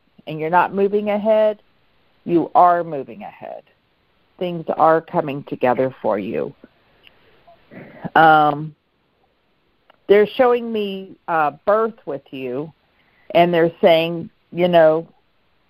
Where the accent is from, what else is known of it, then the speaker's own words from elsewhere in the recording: Pittsburgh, Pennsylvania, United States; moved away; also born or lived in McKeesport; I'm from Pittsburgh and McKeesport.